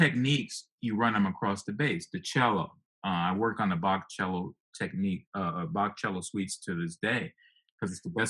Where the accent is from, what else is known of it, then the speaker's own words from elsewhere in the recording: Midwest, United States; I came from the Midwest and I needed a place to work